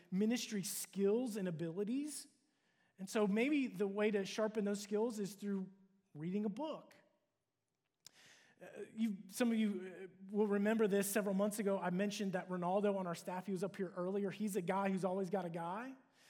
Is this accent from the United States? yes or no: yes; Cincinnati, Ohio, United States; moved away as an adult; also born or lived in Dallas, Texas; move from my hometown of Cincinnati to move to Dallas to attend